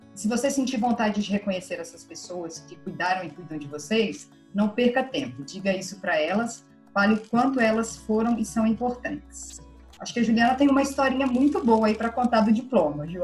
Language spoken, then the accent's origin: Portuguese; Minas Gerais, Brazil; eu sou mineira